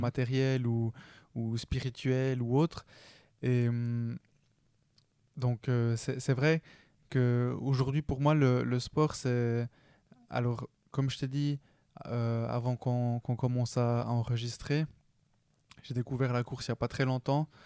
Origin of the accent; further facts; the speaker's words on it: Switzerland; je suis né en Suisse